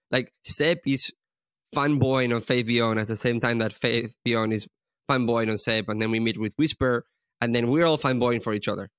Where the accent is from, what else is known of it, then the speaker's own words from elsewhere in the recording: Spain; we're both from Spain